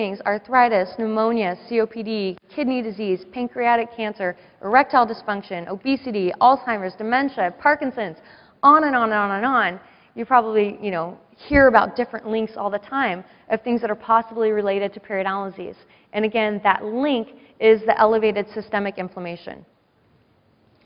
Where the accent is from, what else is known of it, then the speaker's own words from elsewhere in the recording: San Diego, California, United States; I grew up in San Diego.